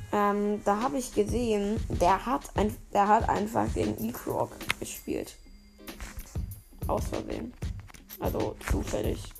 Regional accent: Turkey; Ich als Türke kann das von mir behaupten und nicht als Ironie bezeichnen.

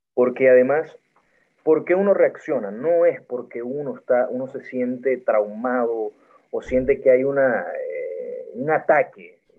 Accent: Maracaibo, Zulia, Venezuela; soy maracucho

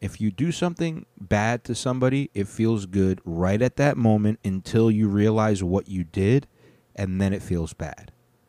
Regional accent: United States; Obviously. I'm an American.

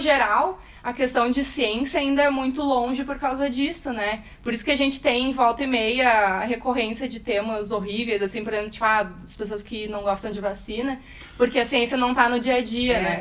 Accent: Porto Alegre, Rio Grande do Sul, Brazil; Sempre vivi em Porto Alegre, fiz minha formação toda na, na URGS

